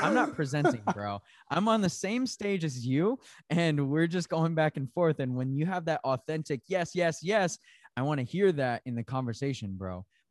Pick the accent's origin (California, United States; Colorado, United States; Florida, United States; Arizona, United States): Arizona, United States; Tempe; I came from, you know, I grew up in Tempe, Arizona city, right? But I also rodeoed.